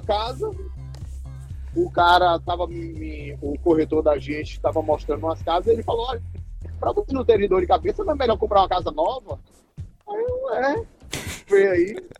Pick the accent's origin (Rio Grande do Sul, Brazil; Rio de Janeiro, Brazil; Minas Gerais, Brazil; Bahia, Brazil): Bahia, Brazil; Amargosa; moved away as an adult; also born or lived in Salvador, Bahia; now in United States; eu nasci em Amargosa, que é uma cidade pequena do interior da Bahia